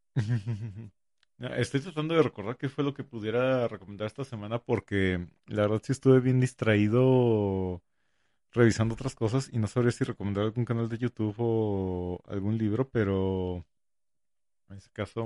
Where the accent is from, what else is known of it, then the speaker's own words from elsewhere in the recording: northern Mexico, Mexico; a mí como, como norteño